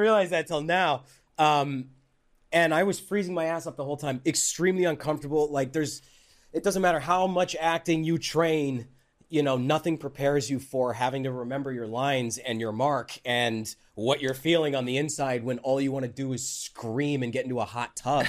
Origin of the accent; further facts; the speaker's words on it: Calgary, Alberta, Canada; moved away as an adult; I grew up in Calgary